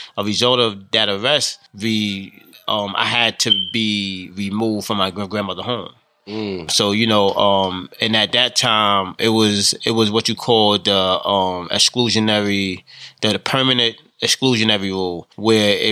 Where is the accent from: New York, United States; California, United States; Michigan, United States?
New York, United States; New York City; I grew up in the South Bronx, which is one of the poorest congressional districts